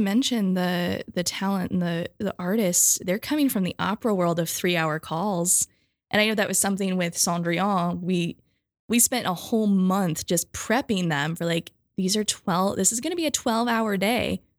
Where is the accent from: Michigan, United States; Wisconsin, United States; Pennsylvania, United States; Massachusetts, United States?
Michigan, United States; I'm from Michigan where things are flat